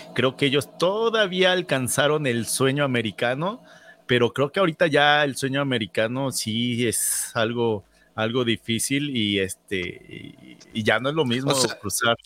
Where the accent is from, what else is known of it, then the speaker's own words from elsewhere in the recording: Mexico; moved away as an adult; now in Canada; sigo siendo mexicano